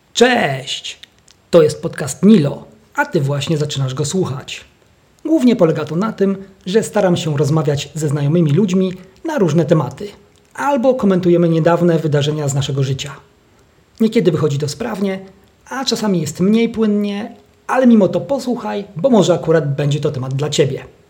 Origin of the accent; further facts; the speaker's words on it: Holy Cross Mountains, Świętokrzyskie Voivodeship, Poland; w moich rodzinnych stronach w Górach Świętokrzyskich